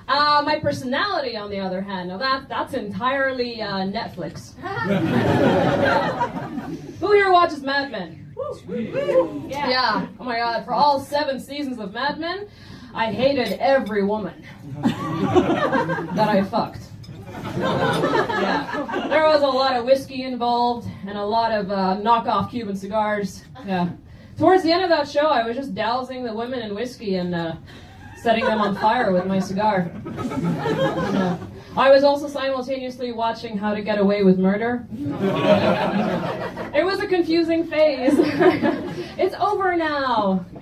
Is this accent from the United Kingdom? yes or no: no; Egypt; English is a second language; Growing up in Egypt, English is not actually my first language.